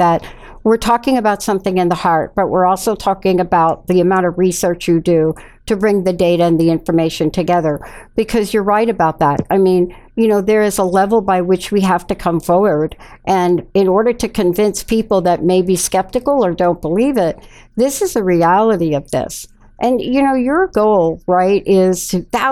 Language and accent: English; New York City, New York, United States; I'm a kid from the Bronx. I'm a kid from the South Bronx and middle sections of Bronx. So I had my time in the projects